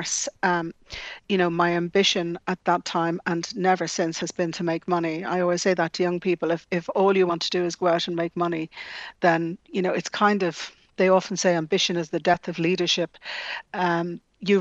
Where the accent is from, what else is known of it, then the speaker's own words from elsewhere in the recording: Dublin, Leinster, Ireland; also born or lived in Scotland; growing up in the Phoenix Park, I was nearly a resident of Dublin Zoo